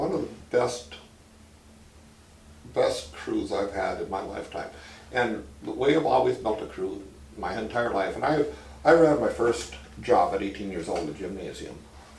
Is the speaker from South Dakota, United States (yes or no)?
yes; Chamberlain, South Dakota, United States; Chamberlain, South Dakota.